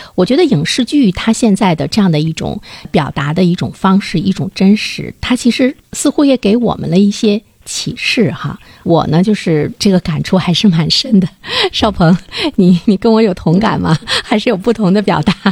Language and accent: Chinese; Northeast China, China; 不单单是吸引我们东北人来看